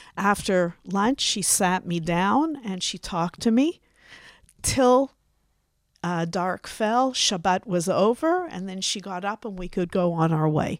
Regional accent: Canada; now in Israel; I was born in Canada.

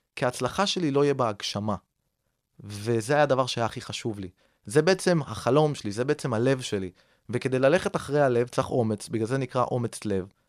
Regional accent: Rishon LeZion, Central District, Israel; אני גדלתי בראשון לציון

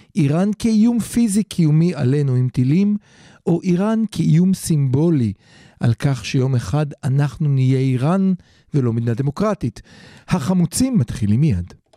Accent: Israel

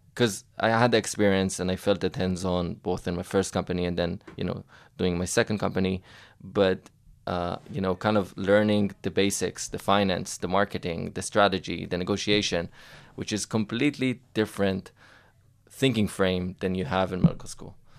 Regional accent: Israel; I grew up actually not far from here, in Atzeria, uh, by the beach

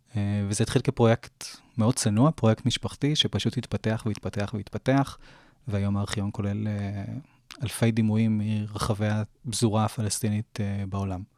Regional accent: Jerusalem, Jerusalem District, Israel; now in Jaffa, Israel; אני ירושלמי במקור

